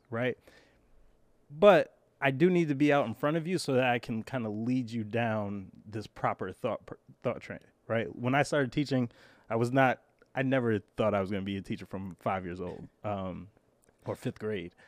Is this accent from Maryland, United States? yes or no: no; New York City, New York, United States; I grew up in Brooklyn